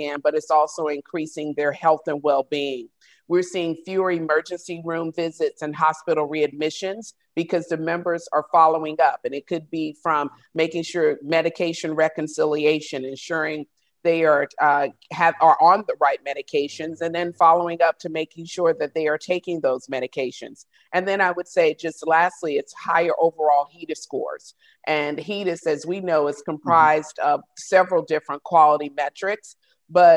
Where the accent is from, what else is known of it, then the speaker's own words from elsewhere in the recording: a small rural town in Georgia, United States; I'm from a small rural town in Georgia.